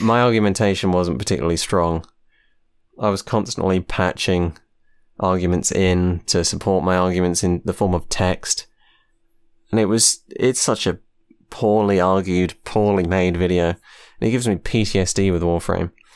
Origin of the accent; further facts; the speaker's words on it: United Kingdom; I am from the U K